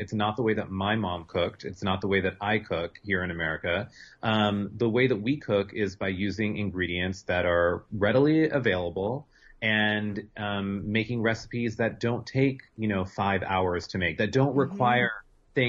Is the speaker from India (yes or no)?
yes; India; the other conversation that people would always have with me since I'm Indian is they would say, oh, I love Indian food.